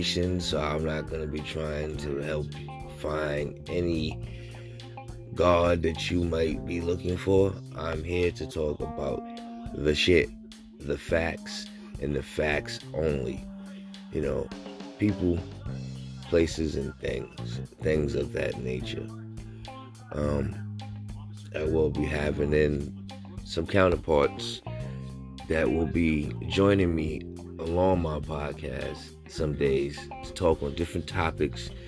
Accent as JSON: {"language": "English", "town": "New York City", "region": "New York", "country": "United States", "tie": "born or raised there", "said": "I come from the Bronx, born and raised"}